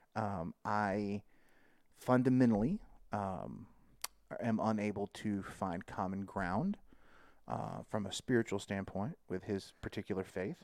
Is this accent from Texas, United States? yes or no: yes; Texas, United States; as a Texan, you know, like, I'm a Texan first